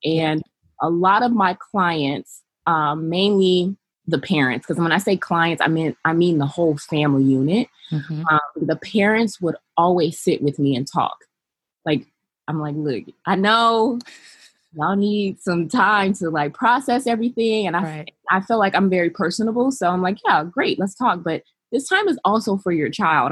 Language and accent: English; Los Angeles, California, United States; also born or lived in North Carolina; I was raised in Los Angeles by my mother, who is Belizean, and my father, who is African American